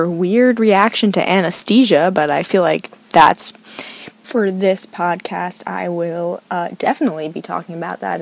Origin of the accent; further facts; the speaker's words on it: New York, United States; moved away as an adult; now in Oregon, United States; I'm in Oregon, and honestly, I'm from New York